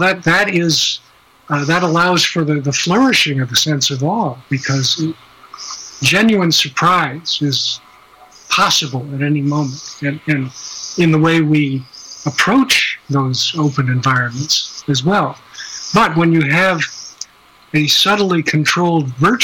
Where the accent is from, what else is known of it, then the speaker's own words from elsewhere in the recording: Midwest, United States; I grew up in the Midwest